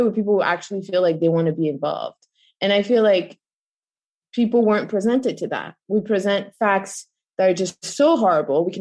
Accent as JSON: {"language": "English", "country": "Belgium", "tie": "born or raised there", "moved": "as an adult", "lives_now": "United States", "said": "I grew up in Europe, Belgium, and then I ended up being an American around like 2008"}